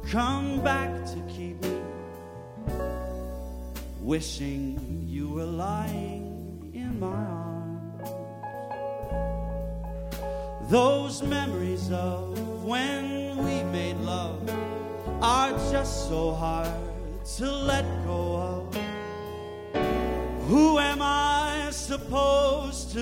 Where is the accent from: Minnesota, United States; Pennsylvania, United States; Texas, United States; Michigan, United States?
Minnesota, United States; as a Minnesotan, you either like fall and the cooler temperatures or you live a pretty miserable life here